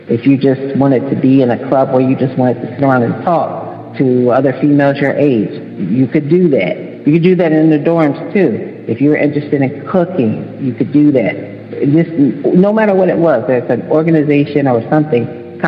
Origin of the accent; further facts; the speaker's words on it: Chicago, Illinois, United States; I'm in the Detroit club because my dad lives in Detroit, but I'm from Chicago, so I'm in that club too.